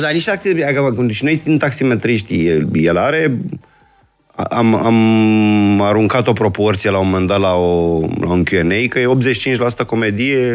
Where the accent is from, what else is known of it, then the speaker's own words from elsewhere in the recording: Bucharest, Romania; sunt născut și crescut în București